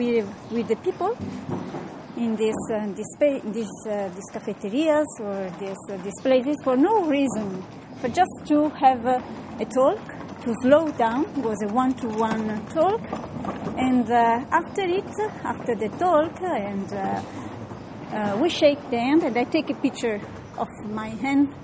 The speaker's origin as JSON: {"language": "English", "region": "Sardinia", "country": "Italy", "said": "I'm from Sardinia."}